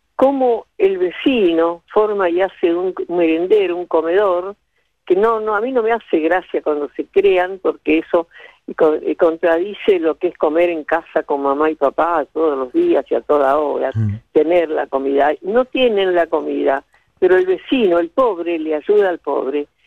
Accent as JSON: {"language": "Spanish", "region": "Buenos Aires", "country": "Argentina", "tie": "born or raised there", "also_born_or_lived": "Villa Sauce, Buenos Aires Province", "said": "yo me crié, me nací en Buenos Aires, soy porteña, pero me crié en mis primeros siete años en un pueblito muy pequeño de la provincia de Buenos Aires"}